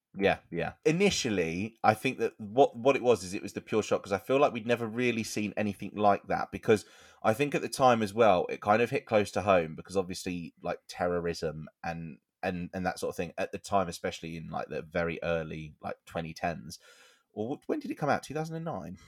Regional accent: United Kingdom; we're British

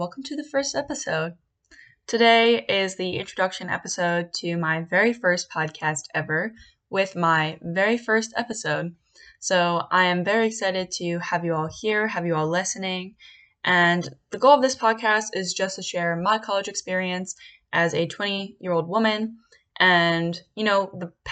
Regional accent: Bucks County, Pennsylvania, United States; now in Philadelphia, United States; I'm actually from Bucks County, Pennsylvania. My original college plan was not to go close to home

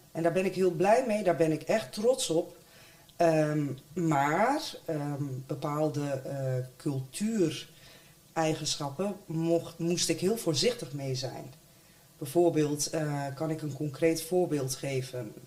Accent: Deventer, Overijssel, Netherlands; Ik zelf ben wel uh, eh, Deemtenaar, geboren en getogen.

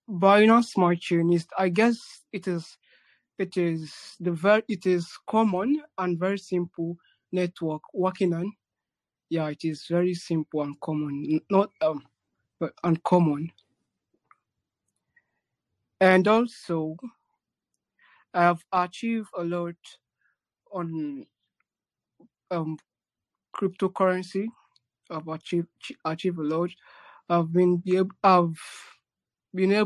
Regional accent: Nigeria; I'm from Africa, Nigeria precisely.

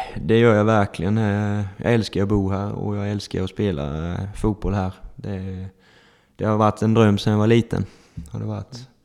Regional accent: Holmsjö, Blekinge, Sweden; also born or lived in Emmaboda / Ingelstad; man är uppväxt här i Holmsjö

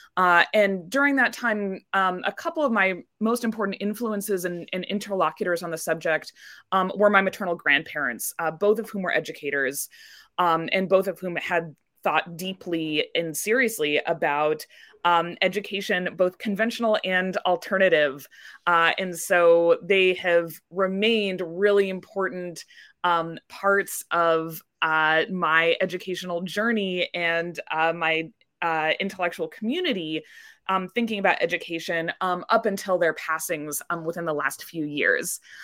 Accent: Indianapolis, Indiana, United States; moved away as an adult; now in Gustavus, United States; I grew up in Indianapolis, Indiana

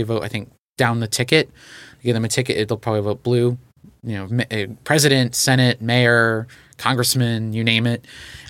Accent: Texas, United States; I know I'm known in this podcast for talking a lot about Texas. It's my home state.

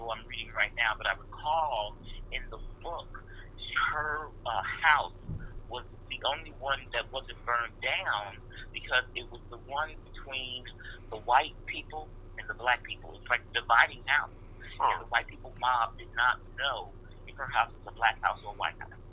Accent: St. Louis, Missouri, United States; I'm from St. Louis

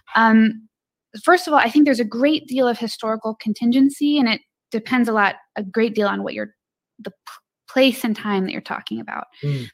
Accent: Illinois, United States; I'm from Illinois.

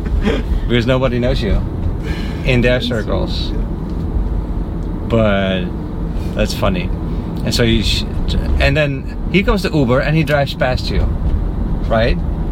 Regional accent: Netherlands; I'm from the Netherlands.

